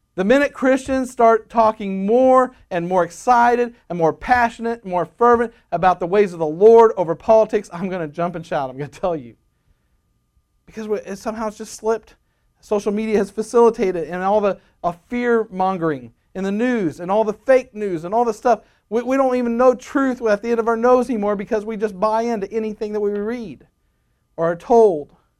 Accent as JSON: {"language": "English", "town": "Rogers", "region": "Arkansas", "country": "United States"}